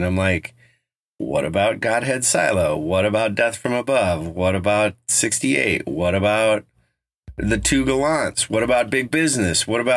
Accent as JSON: {"language": "English", "area": "Front Range", "region": "Colorado", "country": "United States", "tie": "born or raised there", "said": "growing up on the Front Range"}